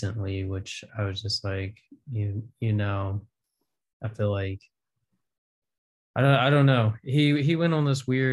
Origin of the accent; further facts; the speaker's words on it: Raleigh, North Carolina, United States; moved away; growing up in Raleigh and around there